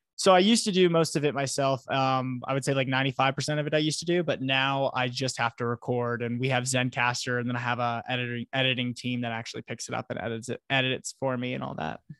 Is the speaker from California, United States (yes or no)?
no; Florida, United States; now in Colorado, United States; I'm not from Florida originally, but I, I grew up there for many years